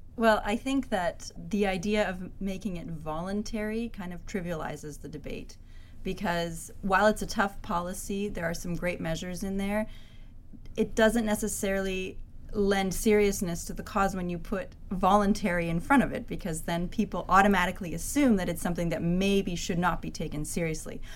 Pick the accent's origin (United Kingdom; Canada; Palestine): Canada; I'm from Canada